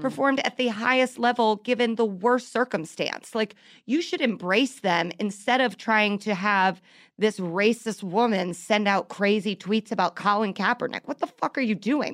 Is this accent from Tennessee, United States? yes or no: no; Indianapolis, Indiana, United States; The Indianapolis Star, my hometown newspaper